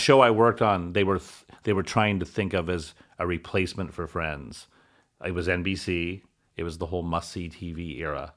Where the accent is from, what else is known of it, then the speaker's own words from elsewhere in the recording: Indianapolis, Indiana, United States; moved away as an adult; now in Los Angeles, United States; I'm from Indianapolis